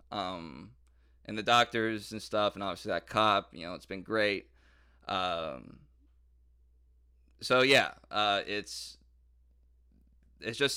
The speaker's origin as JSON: {"language": "English", "town": "Detroit", "region": "Michigan", "country": "United States", "tie": "born or raised there", "said": "like growing up in Detroit and and and all that stuff."}